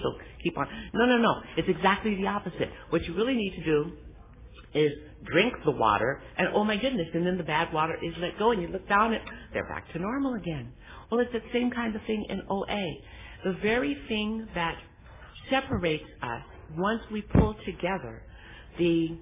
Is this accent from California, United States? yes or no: yes; Los Angeles, California, United States; I was born in Los Angeles, raised in Watts in the projects